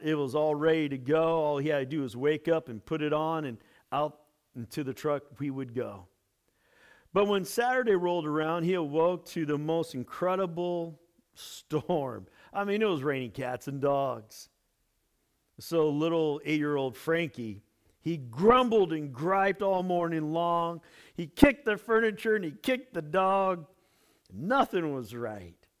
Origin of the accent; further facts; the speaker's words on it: United States; Our American church